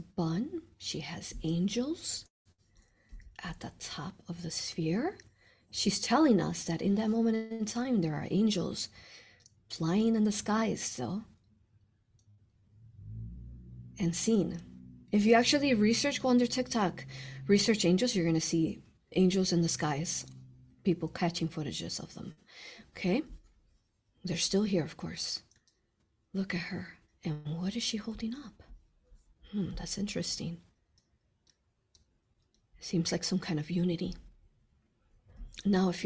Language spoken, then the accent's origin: English; Chicago, Illinois, United States; I was born in Cook County Hospital, Chicago. I was born and raised there